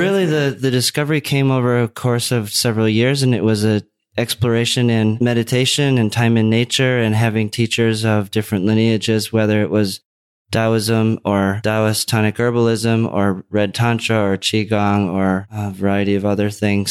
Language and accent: English; Minnesota, United States; moved away; also born or lived in Los Angeles / Oregon; the growing up in Minnesota